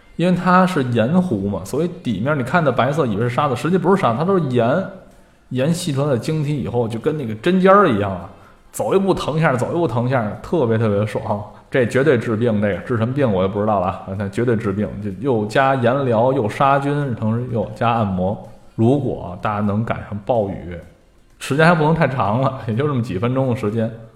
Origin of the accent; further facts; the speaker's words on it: China; 我们中国人